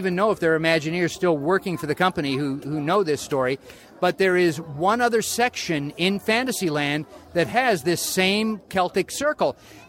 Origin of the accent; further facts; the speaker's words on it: California, United States; I'm a California boy. I grew up in California going to Disneyland.